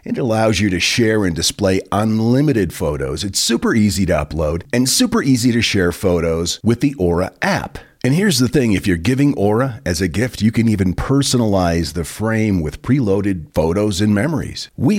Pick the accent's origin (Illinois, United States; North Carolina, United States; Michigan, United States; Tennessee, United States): North Carolina, United States; I grew up in Eastern North Carolina. I'm 61 now, and I live in the house that my grandparents raised three children in, including my father.